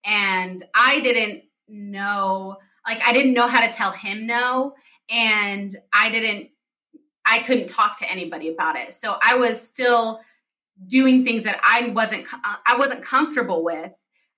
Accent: United States; also born or lived in Palestine; I grew up in the United States and like I'm an American

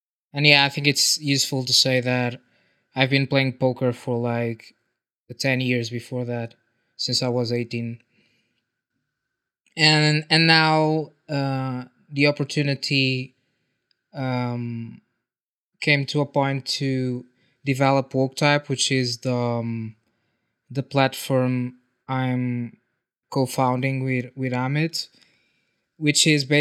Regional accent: Portugal; I'm from Portugal.

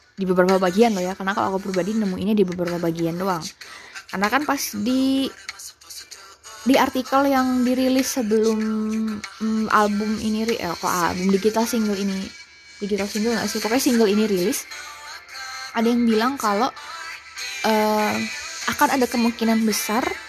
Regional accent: Java, Indonesia; accent: medok; aku biasanya kan kadang-kadang kalau ngomong suka suka medok

